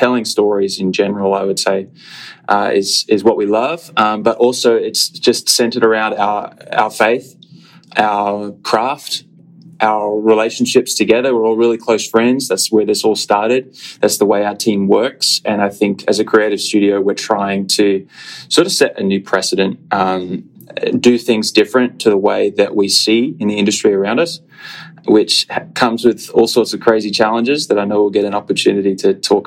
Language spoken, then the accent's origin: English; Australia; moved away as an adult; now in Phoenix, United States; formerly from Australia, and now an expat living in the United States